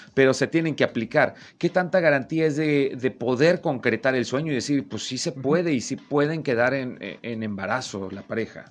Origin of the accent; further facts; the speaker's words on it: Veracruz, Mexico; yo soy de Veracruz